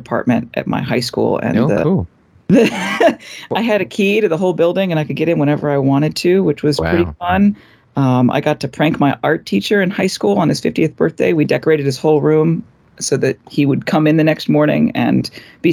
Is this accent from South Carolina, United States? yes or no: no; Arlington, Virginia, United States; also born or lived in Richmond, Virginia; I grew up in Arlington, went to school down in Richmond, Virginia